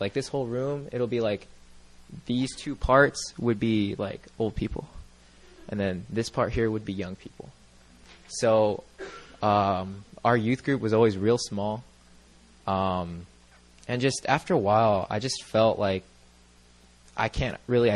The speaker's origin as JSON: {"language": "English", "region": "Southern California", "country": "United States", "said": "I'm like the prototypical suburbia kid. I'm from Southern California."}